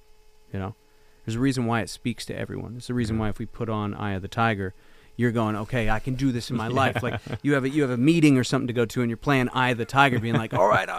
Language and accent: English; Canada; So as a Canadian, you know, when you go over to the States, and I guess I was a stubborn kid. I just wasn't going to go home.